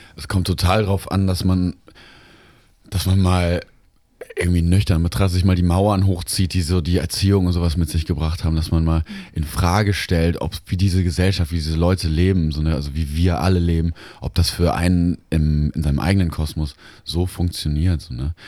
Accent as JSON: {"language": "German", "region": "Baden-Württemberg", "country": "Germany", "tie": "born or raised there", "also_born_or_lived": "Cologne", "moved": "as an adult", "lives_now": "Lemgo, Germany", "said": "mein Zuhause war dann nicht meine Heimat in Baden-Württemberg, sondern mein Zuhause war in Lemgo, in meiner Studienstadt"}